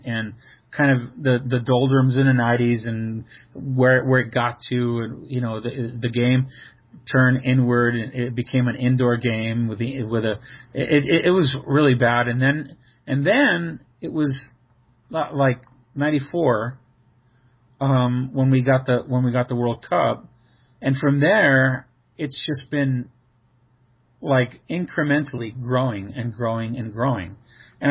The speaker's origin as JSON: {"language": "English", "town": "Los Angeles", "region": "California", "country": "United States", "tie": "born or raised there", "also_born_or_lived": "Cuba", "said": "I was born in Cuba, but I was raised here in Los Angeles"}